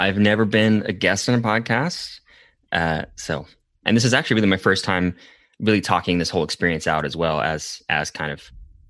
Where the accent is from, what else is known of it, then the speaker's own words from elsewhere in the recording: Portland, Oregon, United States; So I love coffee. Uh-huh. I am from Portland.